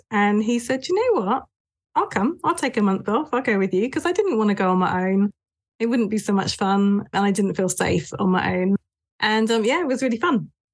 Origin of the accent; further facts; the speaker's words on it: United Kingdom; moved away as an adult; also born or lived in north of England / Japan; I was born and raised in the south of England, mainly in the counties of Dorset and Hampshire, just on the edge of the New Forest